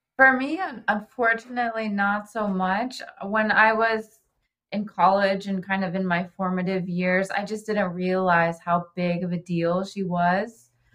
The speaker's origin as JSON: {"language": "English", "town": "Oxford", "region": "Ohio", "country": "United States", "lives_now": "Cincinnati, United States", "said": "I'm originally from Oxford. Ohio, and moved to Cincinnati for pastry school"}